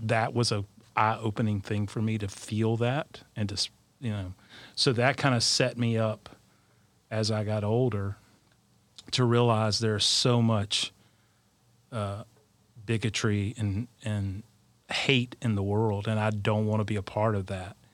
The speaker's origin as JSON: {"language": "English", "region": "South Alabama", "country": "United States", "said": "I'm from South Alabama, the heart of Dixie."}